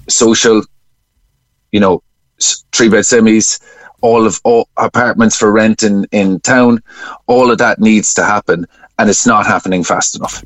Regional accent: Cork, Munster, Ireland; I'm from Cork

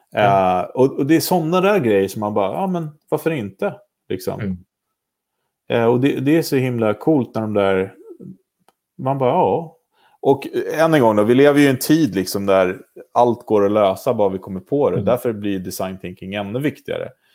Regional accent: Vaxholm, Stockholm County, Sweden; Jag är uppvuxen i Vaxholm, eller på resare till och med.

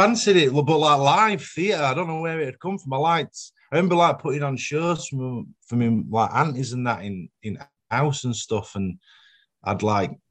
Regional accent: Sheffield, Yorkshire and the Humber, United Kingdom; I grew up in Sheffield, north of Sheffield, with my mum and dad

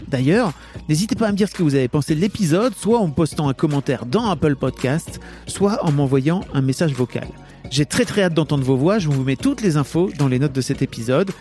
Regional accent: Neuville-en-Ferrain, Hauts-de-France, France; j'ai grandi dans le Nord

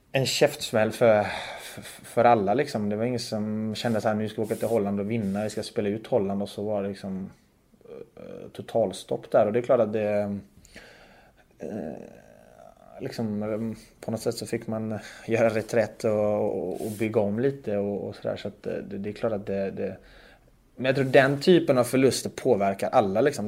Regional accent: Sweden; moved away as an adult; now in Zug, Switzerland; jag är ju uppvuxen i Sverige

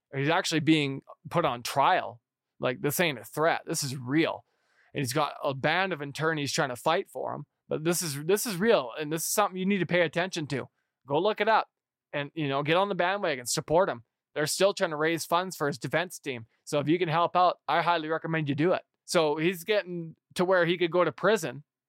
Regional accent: United States; I as an American

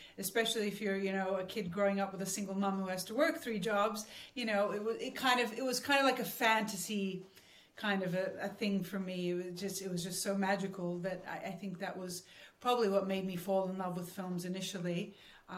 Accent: Sydney, New South Wales, Australia; It was the most magical part of my childhood was Australia.

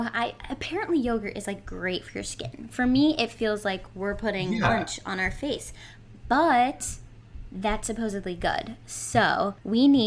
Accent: Massachusetts, United States; I'm from Massachusetts

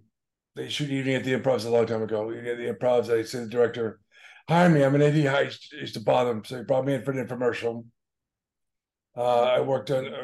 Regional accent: Boston, Massachusetts, United States; I'm from Boston.

